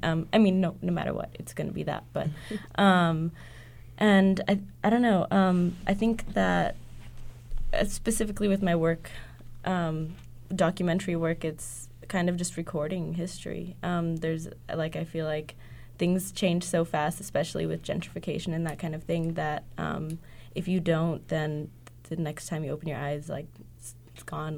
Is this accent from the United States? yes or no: yes; Los Angeles, California, United States; moved away; I'm originally from East LA, and my neighborhood is being gentrified currently